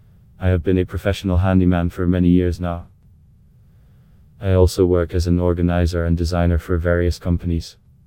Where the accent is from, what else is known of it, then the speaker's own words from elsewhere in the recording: Brooklyn, New York, United States; professional handyman from New York. I'm originally from Brooklyn but have made my home in the Valley.